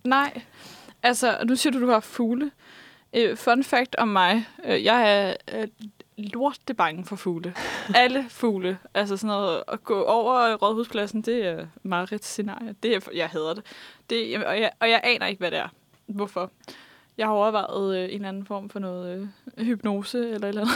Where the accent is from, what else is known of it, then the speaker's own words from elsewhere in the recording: Vestegnen, Capital Region of Denmark, Denmark; der, hvor jeg kommer fra, nemlig Vestegnen